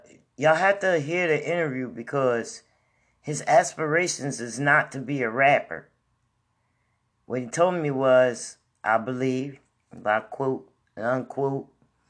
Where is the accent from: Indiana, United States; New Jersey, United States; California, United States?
New Jersey, United States; I'm from Jersey